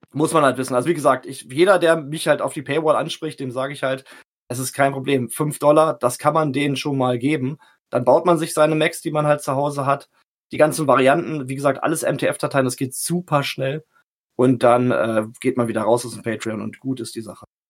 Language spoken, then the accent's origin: German; Salzgitter, Lower Saxony, Germany; now in Lehrte, Germany; ich bin geboren in Salzgitter